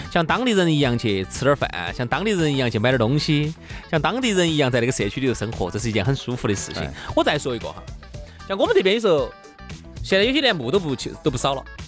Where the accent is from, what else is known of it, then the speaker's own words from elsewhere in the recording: China; 我们中国人的这么多的文化习俗，构成了我们是一个中国人嘛